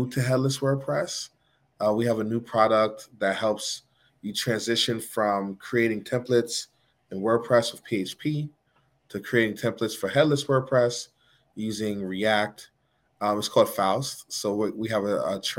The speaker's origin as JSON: {"language": "English", "town": "New York City", "region": "New York", "country": "United States", "tie": "born or raised there", "moved": "yes", "lives_now": "Greensboro, United States", "said": "I grew up in Manhattan."}